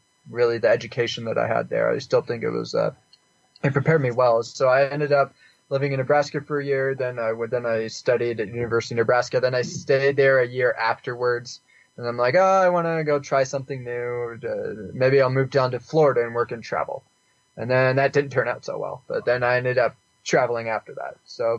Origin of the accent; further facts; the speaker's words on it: Canada; also born or lived in Houston, United States; I was born in Houston, but I lived in lots of places when I was younger. And then I lived in Canada during middle school and high school.